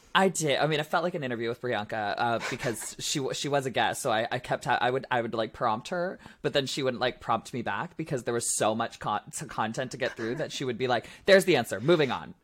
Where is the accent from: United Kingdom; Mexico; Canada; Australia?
Canada; Ontario; I'm from Ontario